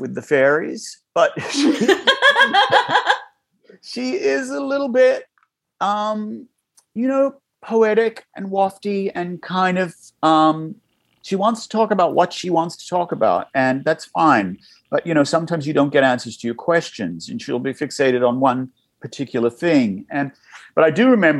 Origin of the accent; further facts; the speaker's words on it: Newcastle, New South Wales, Australia; moved away; I grew up in Newcastle, a couple hours north of Sydney